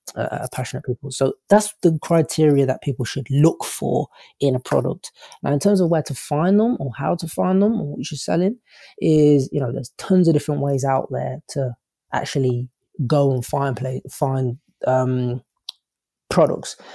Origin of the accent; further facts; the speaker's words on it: England, United Kingdom; accent: English; my English accent.